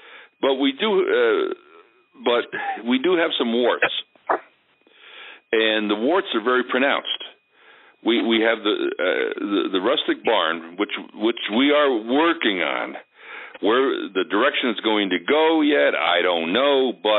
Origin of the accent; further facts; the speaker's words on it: Milton, New York, United States; now in Guilderland, United States; Milton, New York, which is in southeastern Ulster County, where I grew up.